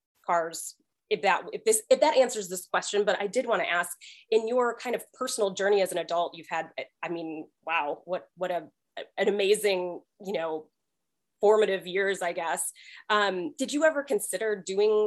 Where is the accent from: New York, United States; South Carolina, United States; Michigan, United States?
Michigan, United States; outside of Detroit; I grew up outside of Detroit